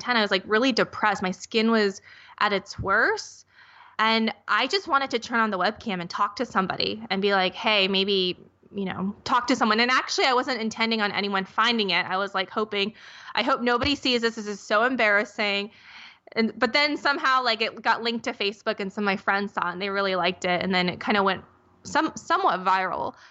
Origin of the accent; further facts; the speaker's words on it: Minnesota, United States; I grew up in Minnesota